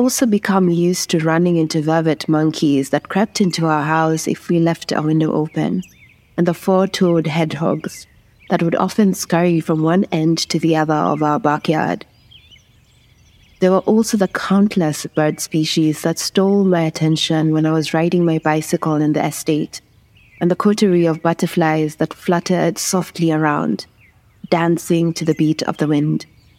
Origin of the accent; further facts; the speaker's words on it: Kenya; I am a Kenyan communications specialist.